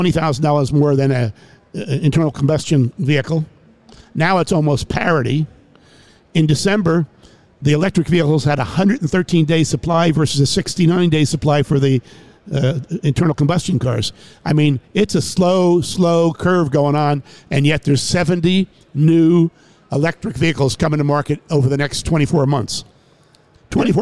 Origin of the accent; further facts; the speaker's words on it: New York City, New York, United States; moved away as an adult; also born or lived in Jacksonville, Florida; I'm from New York City originally.